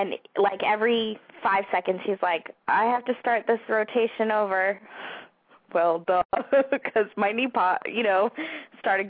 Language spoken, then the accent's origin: English; California, United States; moved away as an adult; also born or lived in San Diego; now in near Washington, D.C., United States; we're from California, so we're close to family.